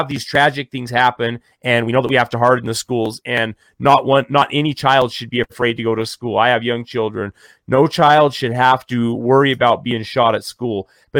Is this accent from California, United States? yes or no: no; Colorado, United States; He actually hunts in my hometown all the time on guided hunts.